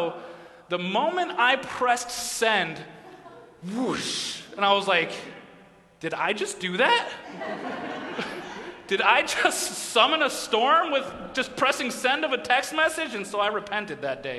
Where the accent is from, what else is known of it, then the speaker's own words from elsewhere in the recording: Massachusetts, United States; moved away as an adult; So I grew up in New England, I grew up in Massachusetts